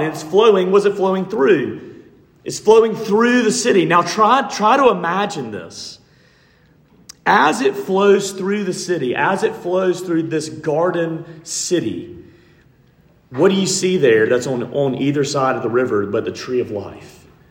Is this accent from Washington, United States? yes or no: no; Montgomery, Alabama, United States; I grew up in Montgomery, Alabama